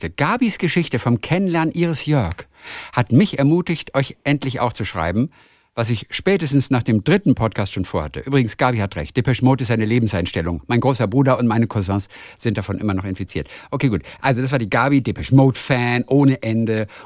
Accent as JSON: {"language": "German", "region": "Saxony", "country": "Germany", "tie": "born or raised there", "moved": "as an adult", "lives_now": "Middle Franconia, Germany", "said": "Meine Heimat ist die schöne sächsische Schweiz, wo ich geboren und aufgewachsen bin. Vor nunmehr 15 Jahren bin ich nach Mittelfranken gezogen"}